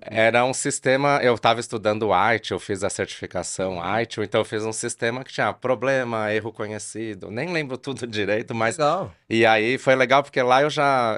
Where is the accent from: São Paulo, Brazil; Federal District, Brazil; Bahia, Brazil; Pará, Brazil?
São Paulo, Brazil; now in Campinas, Brazil; eu moro em Campinas aqui já há muito tempo, mas eu sou de São Paulo